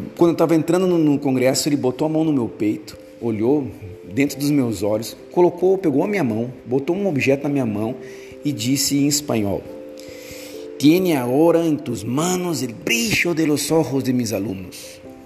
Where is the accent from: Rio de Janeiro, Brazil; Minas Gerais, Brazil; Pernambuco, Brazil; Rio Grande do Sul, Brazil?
Rio Grande do Sul, Brazil; Porto Alegre; eu sou de Porto Alegre